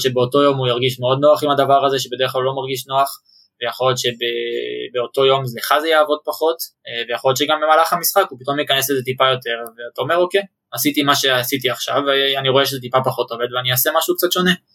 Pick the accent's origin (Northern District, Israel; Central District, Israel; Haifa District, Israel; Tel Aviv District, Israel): Central District, Israel; Ra'anana; also born or lived in Ramat HaSharon; גדלתי ברעננה